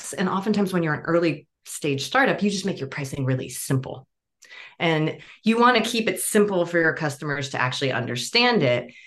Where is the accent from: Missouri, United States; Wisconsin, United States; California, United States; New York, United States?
California, United States; Bay Area; I grew up in the Bay Area. I was actually on the same exit as the Google headquarters